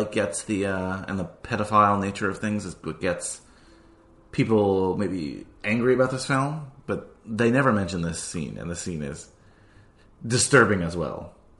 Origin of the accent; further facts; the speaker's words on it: New Jersey, United States; moved away; No, it's not my home state. It's a state I grew up in.